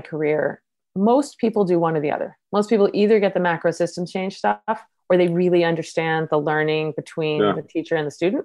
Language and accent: English; East Coast, United States; moved away as an adult; I grew up on the East Coast